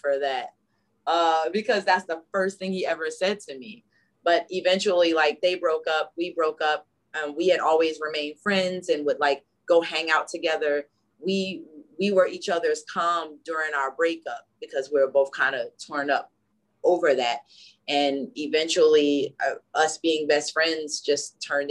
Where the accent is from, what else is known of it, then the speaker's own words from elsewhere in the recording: Newark, New Jersey, United States; We're from Newark, New Jersey.